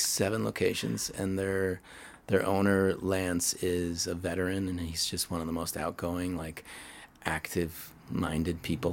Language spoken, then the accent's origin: English; Pittsburgh, Pennsylvania, United States; I come from Pittsburgh